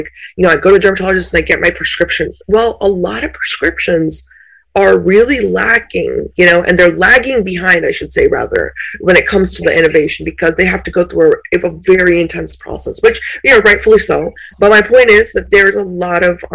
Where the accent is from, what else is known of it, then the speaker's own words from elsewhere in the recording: India; I was born in India